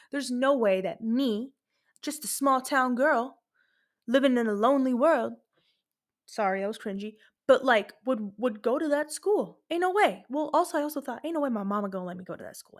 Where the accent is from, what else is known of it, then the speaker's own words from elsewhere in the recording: Lebanon; moved away; I went to Lebanon. I have family there. I'm from Lebanon